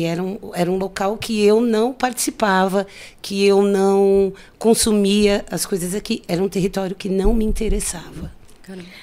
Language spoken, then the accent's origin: Portuguese; São Paulo, Brazil; moved away as an adult; also born or lived in Rio de Janeiro; eu sou nascida e criada aqui na região, ali do lado do shopping Campo Limpo